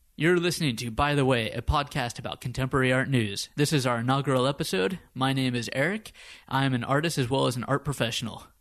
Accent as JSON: {"language": "English", "country": "United States", "tie": "born or raised there", "also_born_or_lived": "Copenhagen, Denmark", "moved": "as an adult", "lives_now": "Stockholm, Sweden", "said": "We're both American by birth"}